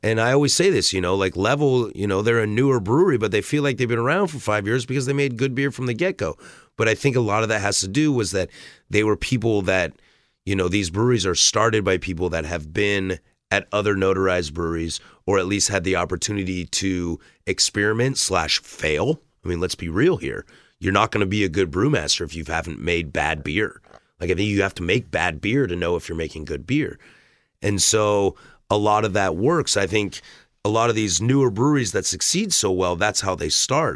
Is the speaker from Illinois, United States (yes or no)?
no; Vancouver, Washington, United States; moved away as an adult; now in Portland, United States; I'm born and raised in this, in this area, uh, living in Portland for as long as I ha-, or growing up in Vancouver, and now I've been in Portland for five, six years now